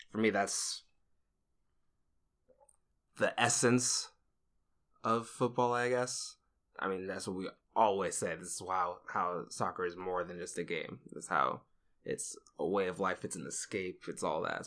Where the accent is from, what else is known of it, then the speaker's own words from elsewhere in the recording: Georgia, United States; Playing, you know, in our system and stuff here in Georgia